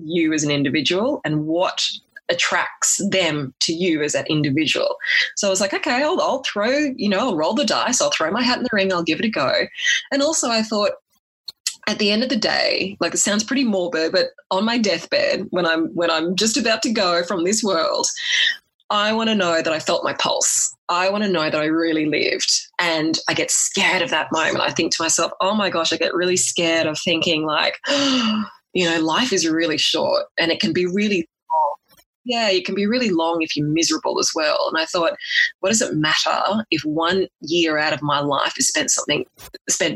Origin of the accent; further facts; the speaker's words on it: Australia; also born or lived in Sydney; I was a firm city girl, but at the same time, where I came from in my hometown was quite small